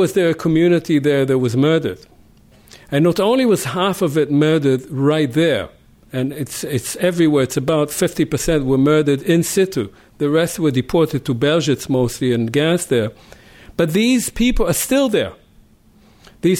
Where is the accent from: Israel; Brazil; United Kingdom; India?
Israel; I grew up next to in Israel, next to villages that had been entirely obliterated